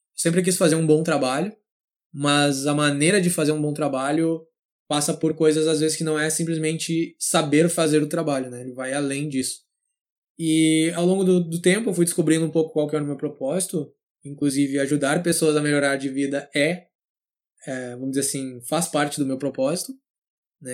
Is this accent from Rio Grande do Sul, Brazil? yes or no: yes; São Leopoldo, Rio Grande do Sul, Brazil; nasci e cresci em São Léo, São Leopoldo, na verdade, no Rio Grande do Sul